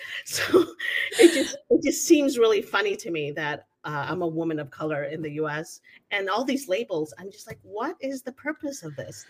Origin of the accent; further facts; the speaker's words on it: Venezuela; also born or lived in United States; now in Mexico; I was born in Venezuela. my family has been Venezuelan for 300 years